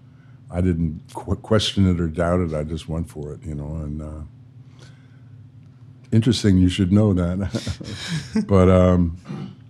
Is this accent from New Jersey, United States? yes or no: no; New York City, New York, United States; moved away as an adult; also born or lived in Los Angeles; I grew up in New York City.